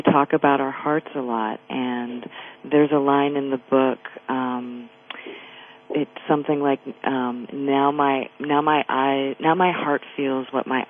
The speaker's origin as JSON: {"language": "English", "region": "Vermont", "country": "United States", "tie": "born or raised there", "moved": "as an adult", "said": "I grew up in Vermont, and all of my family and friends are there"}